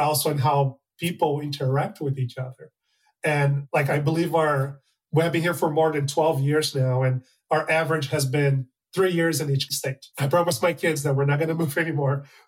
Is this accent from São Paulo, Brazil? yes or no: yes; São Paulo, Brazil; moved away as an adult; also born or lived in Texas / Arkansas; now in Minneapolis, United States; I'm originally from Brazil, from a nice. Small city called São Paulo